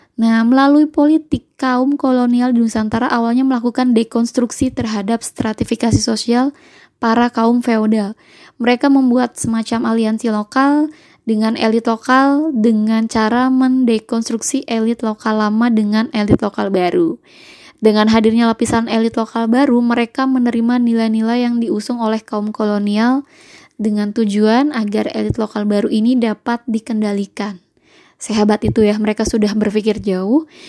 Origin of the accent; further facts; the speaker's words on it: Java, Indonesia; Saya itu adalah uh, orang Jawa dan berasal dari kampung halaman saya